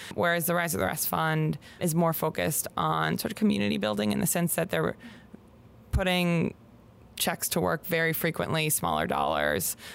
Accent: Pittsburgh, Pennsylvania, United States; moved away as an adult; also born or lived in Bay Area, California; I grew up in Pittsburgh, Pennsylvania

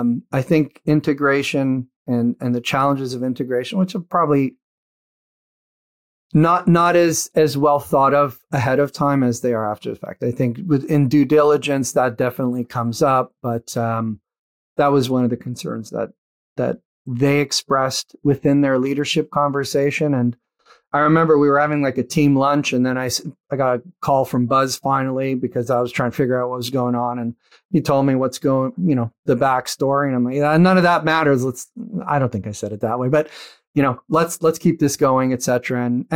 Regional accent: Canada; And at that point, as a Canadian, you kind of understand this

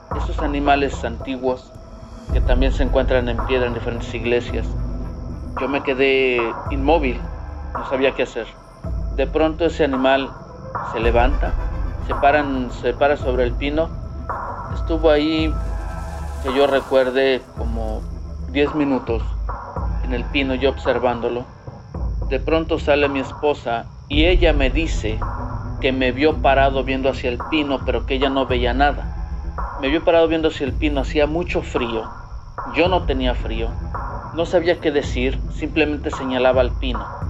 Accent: Tlaxcala, Mexico; moved away as an adult; now in United States; yo soy del estado de Tlaxcala

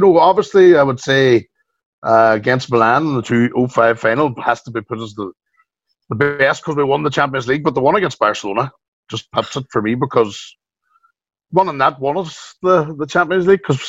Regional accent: Strabane, Northern Ireland, United Kingdom; the LA Theatre, 300 people, my hometown.

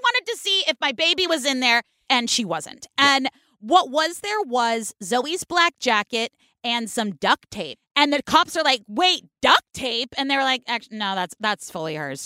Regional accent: California, United States; from the West Coast in California where we say all the letters in the words

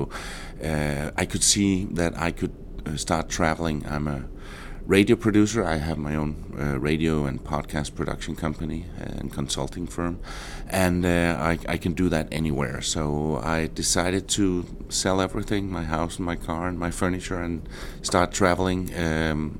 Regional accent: Denmark; moved away as an adult; I am from Denmark.

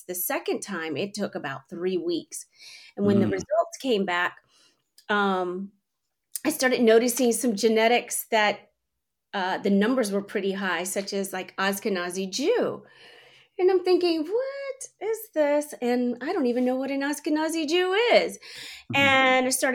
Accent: Washington, District of Columbia, United States; moved away as an adult; also born or lived in California; I was living in California at the time. I'm from the East Coast, from the DC area

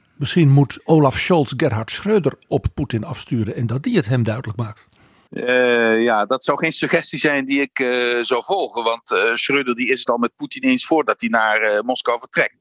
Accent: Netherlands

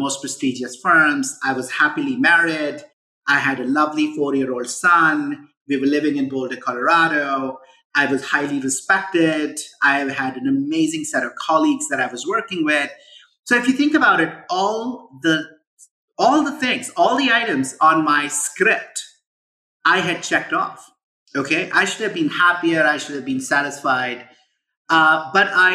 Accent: India; moved away as an adult; now in United States; I grew up in India. I moved to the US in 97 when I was 23.

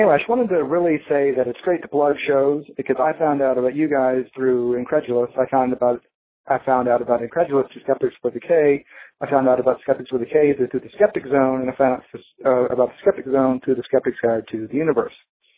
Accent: Houston, Texas, United States; I'm from Houston, Texas, the sweaty, oily armpit of the U.S.

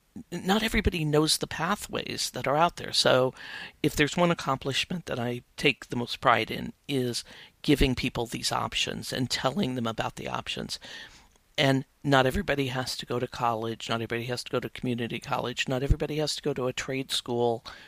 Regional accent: Midwest, United States; I grew up in the Midwest, very working class family, six kids in the family.

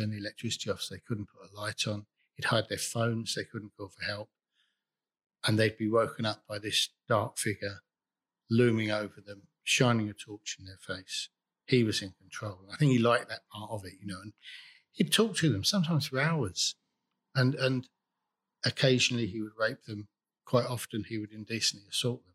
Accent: Enfield, London, United Kingdom; I grew up in Enfield in North London

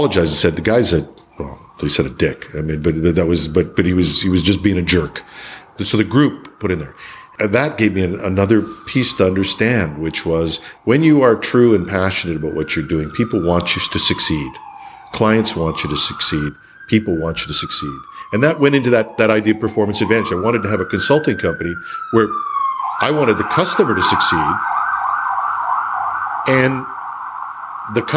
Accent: Canada; People aren't as proud of being Canadian as I am

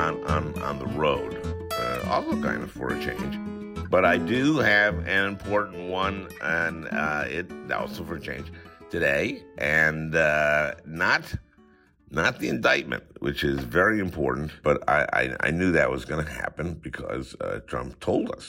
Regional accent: St. Louis Park, Minnesota, United States; I did grow up in a suburb of Minneapolis, St. Louis Park

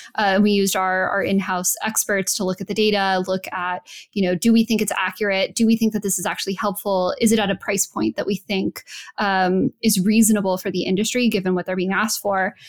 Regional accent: New Mexico, United States; moved away; I'm from New Mexico.

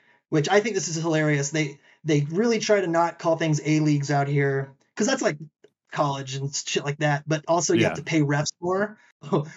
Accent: Charleston, South Carolina, United States; moved away as an adult; now in Denver, United States; I grew up playing in Charleston, South Carolina, where we only have the one rink. And I moved in 2016

